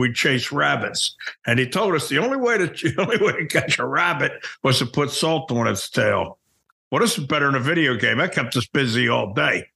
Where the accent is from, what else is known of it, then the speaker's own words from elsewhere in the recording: Baltimore, Maryland, United States; I grew up in Baltimore